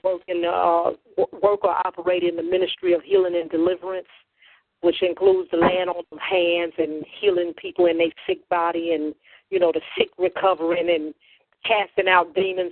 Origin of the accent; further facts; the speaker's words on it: Chicago, Illinois, United States; I'm from Chicago, Illinois, the Windy City